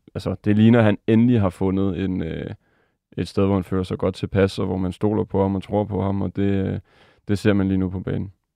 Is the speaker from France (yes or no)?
yes; France; moved away; mit andet land, Frankrig, hvor jeg er vokset op